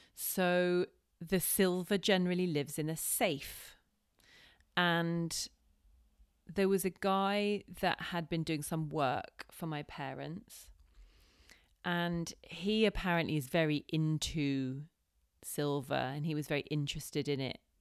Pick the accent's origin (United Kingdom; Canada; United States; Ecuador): United Kingdom; as white people, as British people